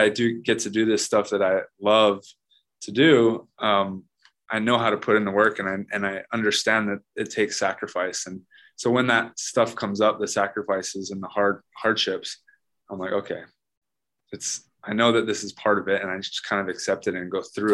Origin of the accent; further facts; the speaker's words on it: Hawaii, United States; Being born and raised in Hawaii